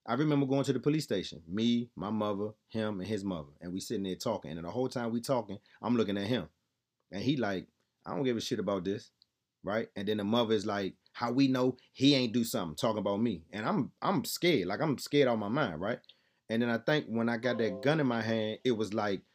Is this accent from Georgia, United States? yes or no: no; Laurel, Maryland, United States; born or raised there; also born or lived in Southeast, Washington, D.C.